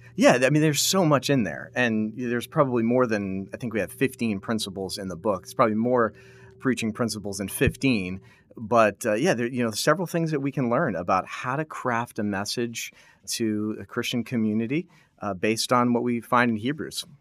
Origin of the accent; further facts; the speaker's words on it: New England, United States; moved away as an adult; back home, uh, where I grew up in New England